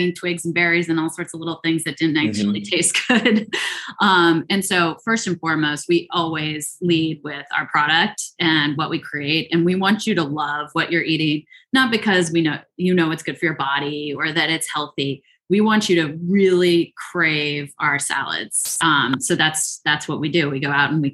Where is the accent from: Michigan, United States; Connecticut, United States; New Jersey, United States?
New Jersey, United States; Chatham; also born or lived in England; now in United States (West Coast); I grew up in the good old NJ, New Jersey